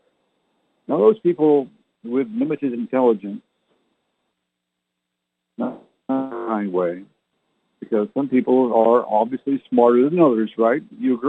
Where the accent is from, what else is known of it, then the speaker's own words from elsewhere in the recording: Canada; also born or lived in England (ancestry); now in San Antonio, United States; I was born in Canada, so I never learned to speak like they did